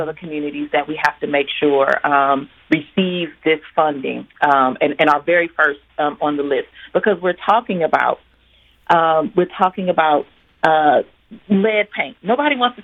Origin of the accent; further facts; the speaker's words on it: St. Louis, Missouri, United States; as a black woman growing up in St. Louis